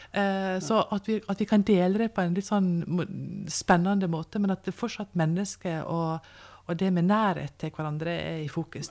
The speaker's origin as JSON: {"language": "Norwegian", "country": "Norway", "said": "vi som nordmenn"}